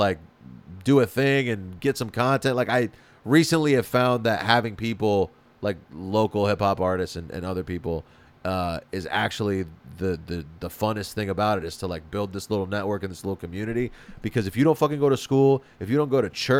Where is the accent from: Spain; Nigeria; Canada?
Spain; moved away as an adult; now in Los Angeles, United States; I grew up in Spain, and then when I moved to LA, I spoke Spanish